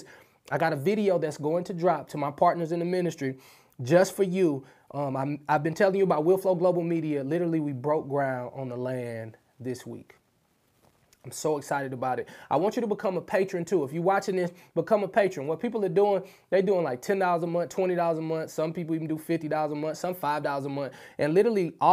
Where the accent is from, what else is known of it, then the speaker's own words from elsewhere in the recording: St. Louis, Missouri, United States; I'm from the hood. I'm from St. Louis, Missouri. I'm from the Show Me State